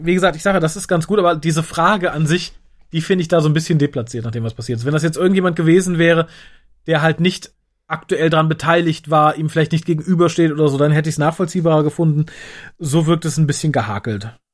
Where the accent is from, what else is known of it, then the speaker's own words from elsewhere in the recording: Germany; Ich bin Deutscher